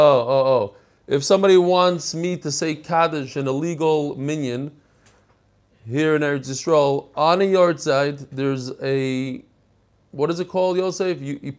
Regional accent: London, United Kingdom; now in Buenos Aires, Argentina; I'm from London originally, but I now live in Buenos Aires, Argentina. My wife is from here.

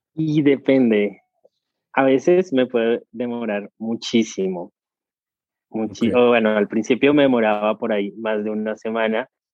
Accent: Colombia; moved away as an adult; now in Argentina; llegué a Argentina, yo soy colombiano, llegué a Argentina

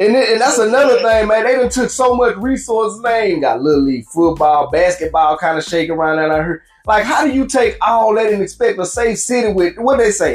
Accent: Louisiana, United States; our city is like one of the forgotten sons of Louisiana

